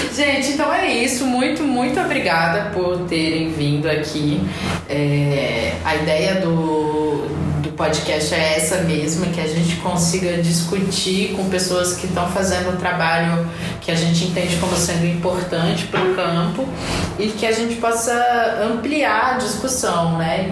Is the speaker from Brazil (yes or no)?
yes; Brasília, Federal District, Brazil; also born or lived in Goiás; eu sou brasiliense